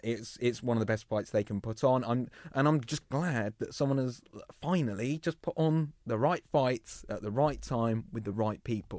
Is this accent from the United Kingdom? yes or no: yes; England, United Kingdom; we're English